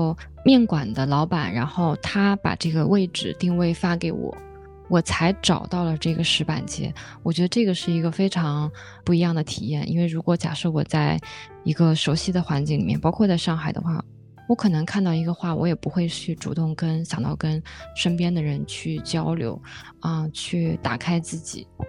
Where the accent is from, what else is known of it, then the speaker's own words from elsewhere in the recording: Qinling–Huai River area, China; 因为我们是小时候生活在秦岭淮河之间